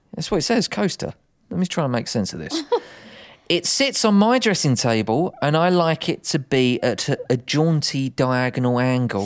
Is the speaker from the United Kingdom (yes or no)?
yes; United Kingdom; we're British